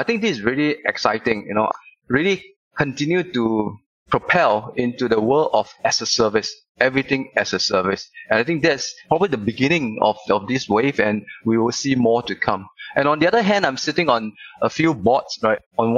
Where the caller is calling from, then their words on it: Singapore; I'm calling you from Singapore. Bright, sunny, and really hot here.